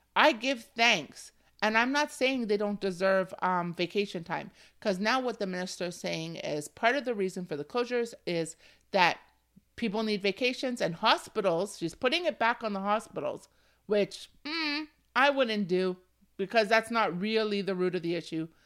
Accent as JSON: {"language": "English", "region": "Ontario", "country": "Canada", "tie": "born or raised there", "said": "I was born and raised in Canada, in Ontario"}